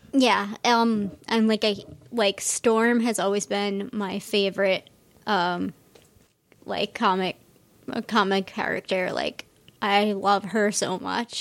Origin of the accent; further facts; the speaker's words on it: Cranston, Rhode Island, United States; I grew up in Rhode Island, Cranston, like, it, it's, like, right outside of Providence